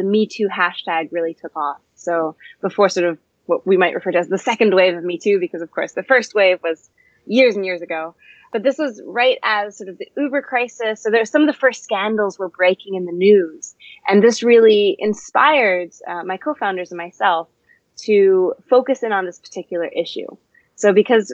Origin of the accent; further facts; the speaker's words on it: Canada; now in London, United Kingdom; I'm actually a Canadian and I'm based in London